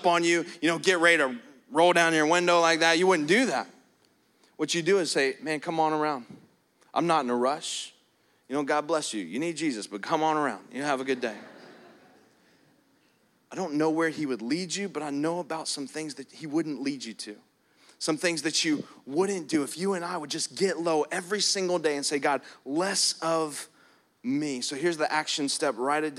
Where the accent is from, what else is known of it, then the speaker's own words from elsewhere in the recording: New Jersey, United States; I'm not an angry jerk. I'm from Jersey, you know, and that's just the Italian in me.